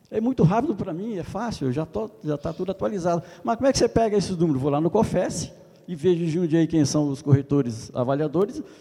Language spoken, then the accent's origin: Portuguese; São Paulo, Brazil; Eu sou da região de Jundiaí.